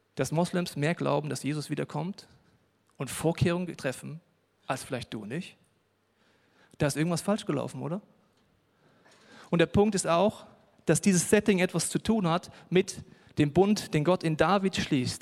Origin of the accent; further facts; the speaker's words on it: Hesse, Germany; Ich komme aus Hessen, da sagt man Mosche.